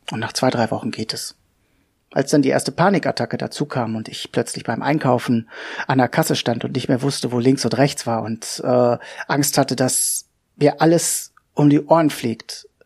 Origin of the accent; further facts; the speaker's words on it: Hanover, Lower Saxony, Germany; Wer bin ich? Ja … ich bin 46 äh, Jahre alt, ich komme aus Hannover.